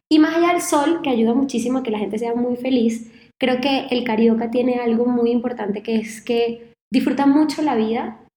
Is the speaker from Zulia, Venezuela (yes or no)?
no; Caracas, Capital District, Venezuela; now in Rio de Janeiro, Brazil; Yo, bueno, soy venezolana, creo que se nota un poquito por el acento, quizás, eh, aunque ya se me ha matizado un poquito, pero yo en 2009 me mudo de Caracas a Río de Janeiro